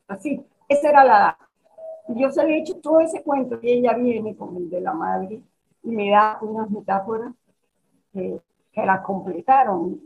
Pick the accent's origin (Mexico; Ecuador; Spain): Mexico; moved away; also born or lived in Caracas, Venezuela; yo en mi infancia en México